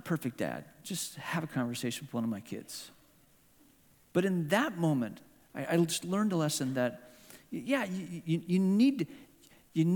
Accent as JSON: {"language": "English", "country": "Hong Kong", "tie": "born or raised there", "moved": "yes", "said": "this is my hometown. I grew up in this town"}